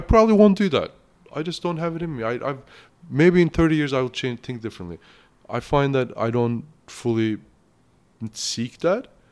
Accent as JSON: {"language": "English", "country": "Turkey", "also_born_or_lived": "Kamloops, Canada", "second_language": "English", "moved": "yes", "lives_now": "Canada", "said": "I'm from Turkey. It's a Muslim country."}